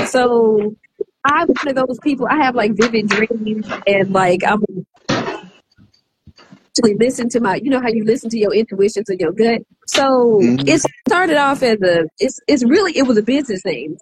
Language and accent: English; Arkansas, United States; moved away; I'm from Arkansas originally